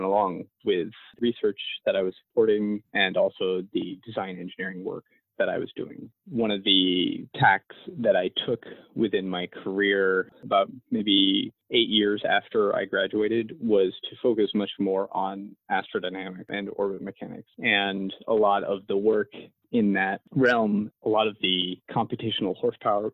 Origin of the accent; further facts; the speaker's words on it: Maine, United States; growing up in Maine